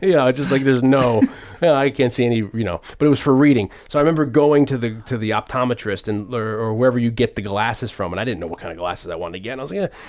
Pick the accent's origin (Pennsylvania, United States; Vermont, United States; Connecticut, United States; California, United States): Connecticut, United States; Hamden; also born or lived in New Haven; I moved to Hamden from New Haven